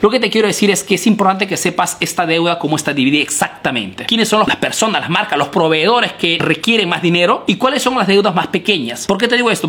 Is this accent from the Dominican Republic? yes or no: no; Peru; now in Italy